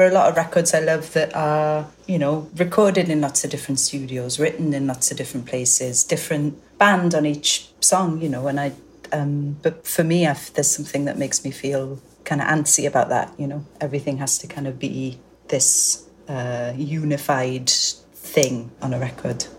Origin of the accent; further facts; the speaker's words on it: Welsh, Wales, United Kingdom; I'm Welsh and it's just down the road from Cardiff